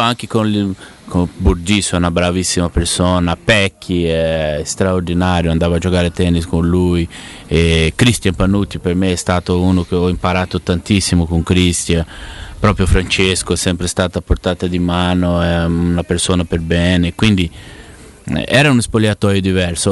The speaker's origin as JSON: {"language": "Italian", "town": "Ribeirão Preto", "region": "São Paulo", "country": "Brazil", "also_born_or_lived": "Curitiba / Rome", "second_language": "Italian", "lives_now": "Ribeirão Preto, Brazil", "said": "sono tornato a vivere nella mia città perché io vivevo a Coritiba, poi mi spostavo a San Paolo. Adesso ho voluto tornare a Beron Preto"}